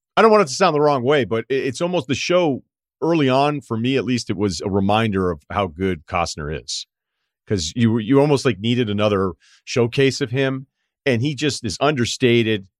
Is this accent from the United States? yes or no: yes; Massachusetts, United States; I'm from Massachusetts.